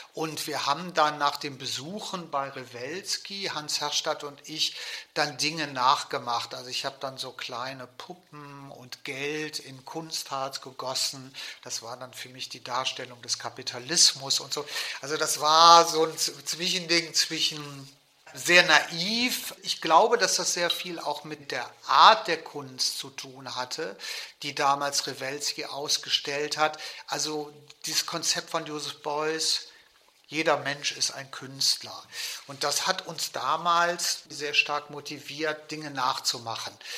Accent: Cologne, North Rhine-Westphalia, Germany; bin in Köln geboren und in der Marienburg groß geworden

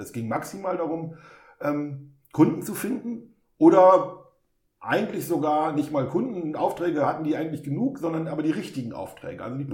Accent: Osnabrück, Lower Saxony, Germany; ich bin in Osnabrück geboren und aufgewachsen

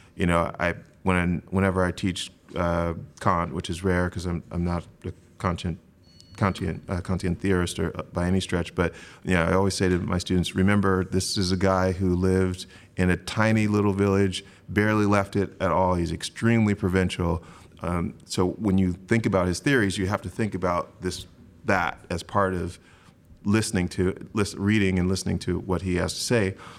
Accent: Grand Rapids, Michigan, United States; I was born in Grand Rapids, Michigan.

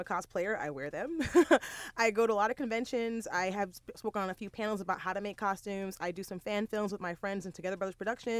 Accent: New York City, New York, United States; I'm native New Yorker.

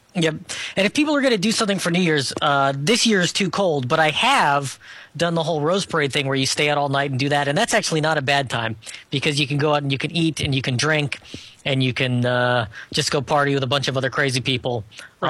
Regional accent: Scotland, United Kingdom; being Scottish

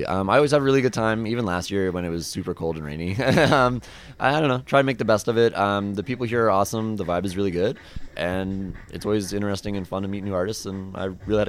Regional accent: East Coast, United States; we're both from the East Coast

